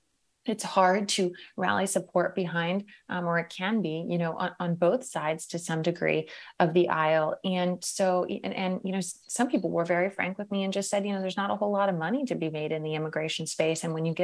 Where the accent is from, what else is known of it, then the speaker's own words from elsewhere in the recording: Merced, California, United States; I know I didn't realize growing up in Merced that, you know, communities across the country weren't as richly diverse and full of immigrants as the one that I grew up in.